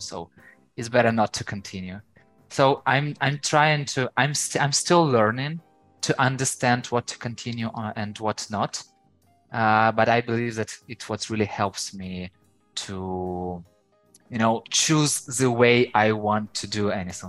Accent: Ukraine; first language Ukrainian; English is a second language; I know Ukrainian, so it's my native language.

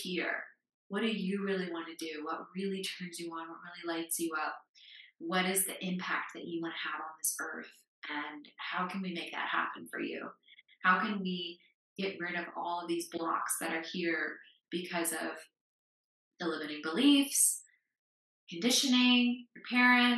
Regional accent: United States; moved away; I grew up in the United States

